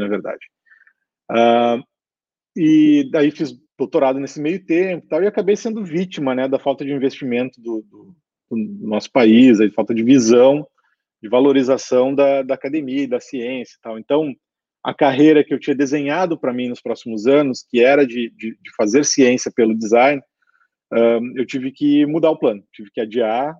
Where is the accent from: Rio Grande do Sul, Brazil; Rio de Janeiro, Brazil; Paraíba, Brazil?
Rio Grande do Sul, Brazil; Canoas; sou aqui do Sul, estou do ladinho de Porto Alegre, estou em Canoas, nascido e criado